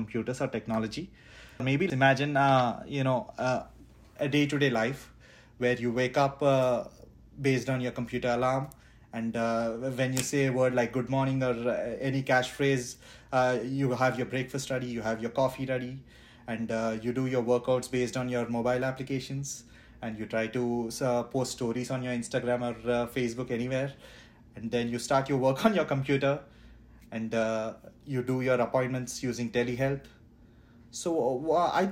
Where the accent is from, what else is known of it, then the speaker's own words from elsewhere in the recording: India; moved away; I come from India. I did my undergrad in engineering, And then I worked as a UX design intern